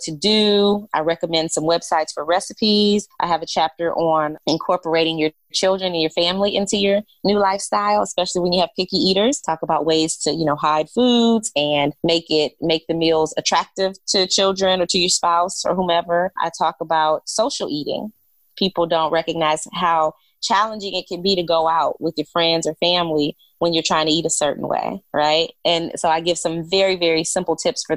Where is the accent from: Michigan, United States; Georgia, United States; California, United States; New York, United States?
Michigan, United States; Detroit; now in Charlotte, United States; I'm originally from Detroit, but I have been living in Charlotte, North Carolina